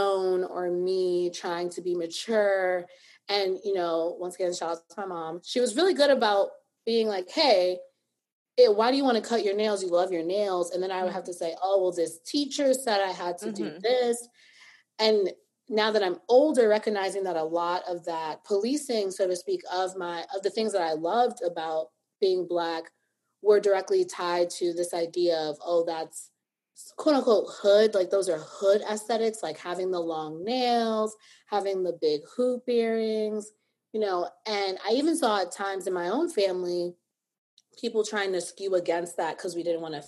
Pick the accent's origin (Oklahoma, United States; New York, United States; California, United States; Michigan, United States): New York, United States; New York City; I grew up in the Bronx